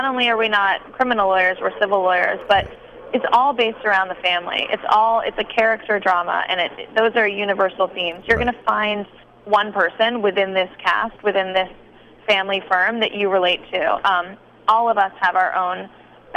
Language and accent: English; a suburb right outside of Boston, Massachusetts, United States; moved away; also born or lived in New York City, New York; I grew up in a suburb right outside of Boston, right near Fenway